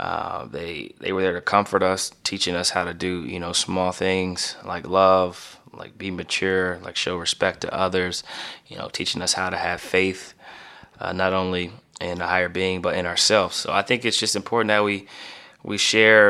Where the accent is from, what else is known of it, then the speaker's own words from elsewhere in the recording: Canton, Ohio, United States; moved away; Canton, Ohio, my hometown